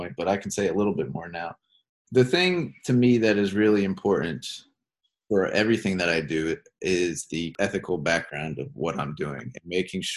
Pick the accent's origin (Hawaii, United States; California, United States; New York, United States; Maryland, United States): Maryland, United States; Baltimore; I'm originally from Baltimore